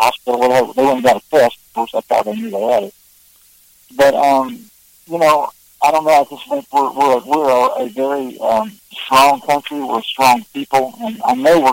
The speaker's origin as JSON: {"language": "English", "region": "Southern Ohio", "country": "United States", "tie": "born or raised there", "moved": "as an adult", "lives_now": "Nashville, United States", "said": "growing up in Southern Ohio"}